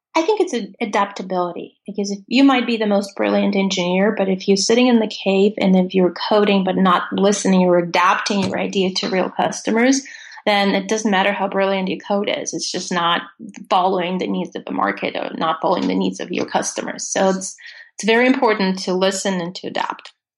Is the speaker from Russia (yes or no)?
yes; Russia; English is a second language; moved away as an adult; I grew up in Russia and I did not speak any English until I was 20 years old.